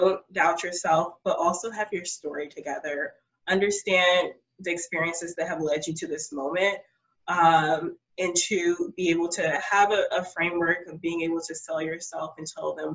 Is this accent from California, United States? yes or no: no; Prince George's County, Maryland, United States; I was raised in Prince George's County